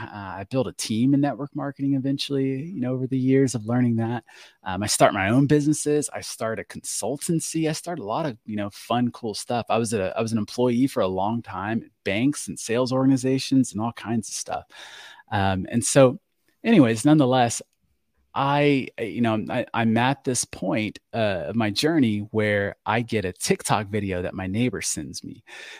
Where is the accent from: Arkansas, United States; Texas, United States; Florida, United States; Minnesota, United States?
Florida, United States; we finally settle in Florida. So Florida is where I call home. That is my home state.